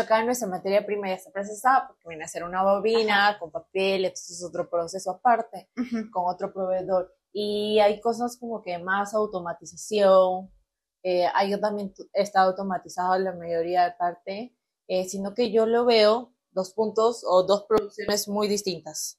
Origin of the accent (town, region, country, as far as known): Peru; moved away as an adult; now in Mexico